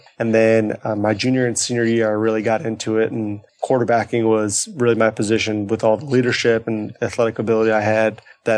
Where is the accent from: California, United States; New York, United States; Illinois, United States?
Illinois, United States; Chicago; So I'm from Chicago. Born and raised in Chicago, and ended up actually going to college up in Northwestern, just, you know, a few miles north of the city.